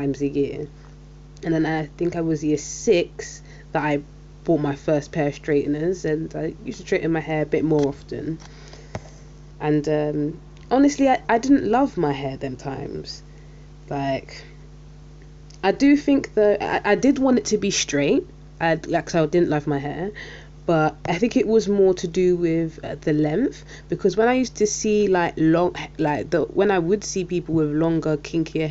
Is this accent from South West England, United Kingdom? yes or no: no; London, United Kingdom; I'm from South London and I'm Caribbean. My mum's Jamaican and my dad's Saint Lucian